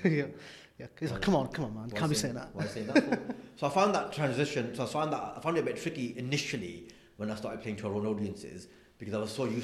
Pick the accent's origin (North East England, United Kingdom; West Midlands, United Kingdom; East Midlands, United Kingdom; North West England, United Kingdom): North West England, United Kingdom; Blackburn; also born or lived in London; because I'm from Blackburn. Yeah, like I grew up in a place um, that like, like like a proper insular Asian Muslim community. Like that's where I'm from.